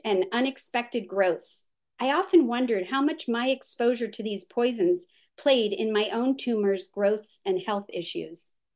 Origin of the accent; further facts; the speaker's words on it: California, United States; the area where I grew up in California was developed on what used to be known as the Santa Susana Field Laboratory